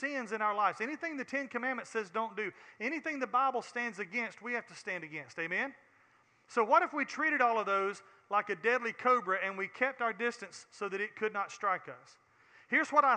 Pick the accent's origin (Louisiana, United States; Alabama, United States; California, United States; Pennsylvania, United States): Alabama, United States; Alabama, the state that I have planted my life in since I was born and raised here, Mobile, that my new home